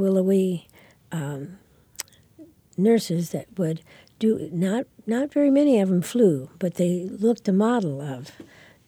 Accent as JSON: {"language": "English", "town": "Geneseo", "region": "Illinois", "country": "United States", "tie": "born or raised there", "said": "I was born in Geneseo, Illinois."}